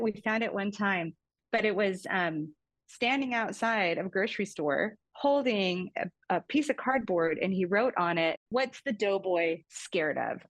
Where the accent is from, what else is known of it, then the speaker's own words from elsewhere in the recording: Fairbanks, Alaska, United States; moved away; I grew up in Fairbanks, Alaska. My mom went to Alaska shortly after I was born